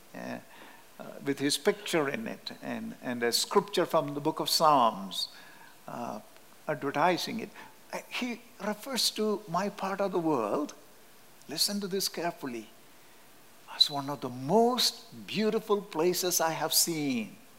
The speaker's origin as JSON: {"language": "English", "region": "Kerala", "country": "India", "tie": "born or raised there", "second_language": "English", "moved": "yes", "said": "Our native place in southern India is called Kerala."}